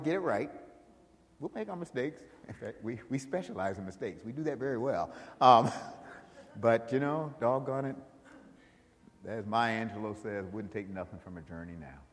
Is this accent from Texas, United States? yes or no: no; Buffalo, New York, United States; moved away; I grew up in Buffalo, New York